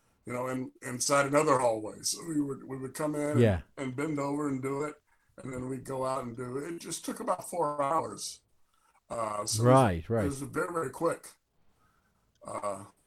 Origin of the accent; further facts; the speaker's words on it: Chicago, Illinois, United States; I'm from Chicago